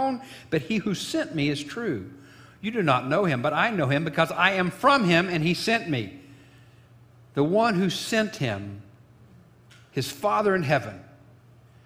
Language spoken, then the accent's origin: English; Illinois, United States; my hometown of Illinois